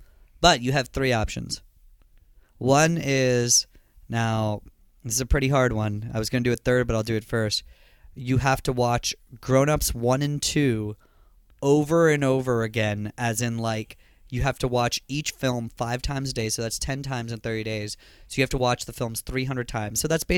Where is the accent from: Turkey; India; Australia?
India; accent: Indian; notify you that I'm pretty white. So that's what I do to disguise myself, you know, from having my Indian accent.